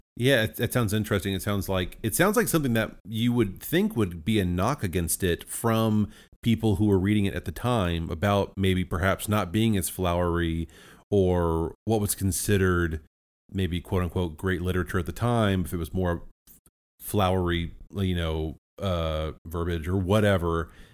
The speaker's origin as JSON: {"language": "English", "country": "United States", "said": "as an American"}